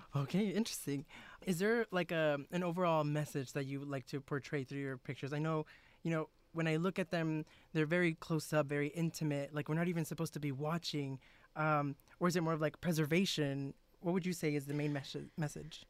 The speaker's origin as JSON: {"language": "English", "region": "South Texas", "country": "United States", "said": "I'm from South Texas"}